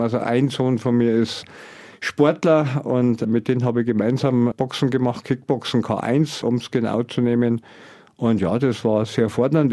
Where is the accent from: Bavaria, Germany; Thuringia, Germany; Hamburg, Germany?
Bavaria, Germany; Pfaffenhofen an der Ilm; meine Heimat, vor dem Landratsamt Pfaffenhofen